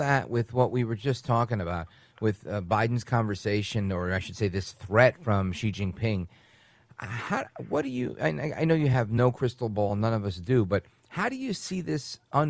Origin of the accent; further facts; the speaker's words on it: United States; also born or lived in New York; my bias as an American.